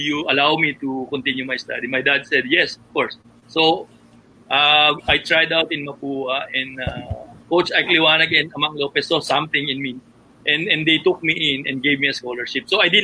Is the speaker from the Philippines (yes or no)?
yes; Caloocan, Metro Manila, Philippines; I grew up in Caloocan